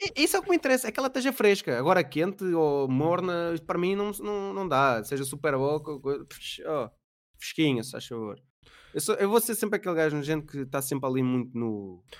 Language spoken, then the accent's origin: Portuguese; Mem Martins, Lisbon, Portugal; moved away; eu sou do Meio Martins